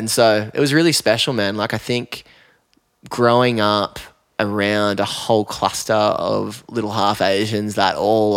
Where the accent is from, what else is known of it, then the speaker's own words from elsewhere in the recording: Newcastle, New South Wales, Australia; moved away as an adult; also born or lived in Chicago; now in Lennox Head, Australia; growing up in Newey